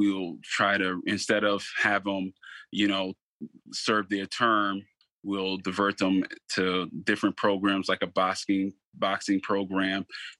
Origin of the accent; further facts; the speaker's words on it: Stamford, Connecticut, United States; I'm from the community of Stanford. So I'm born and raised in Stanford.